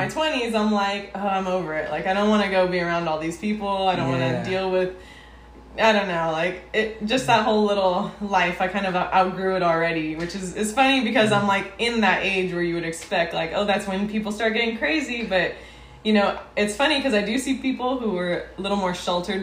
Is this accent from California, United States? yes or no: yes; Los Angeles, California, United States; I grew up in City Terrace, West Los Angeles. Like, I've been in the city for so long